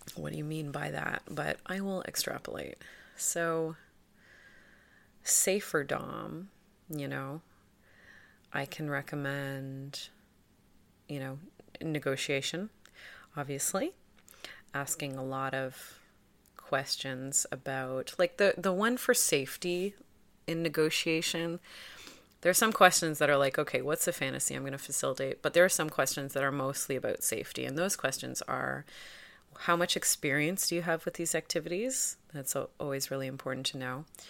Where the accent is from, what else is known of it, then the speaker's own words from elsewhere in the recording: Toronto, Ontario, Canada; I'm from Toronto.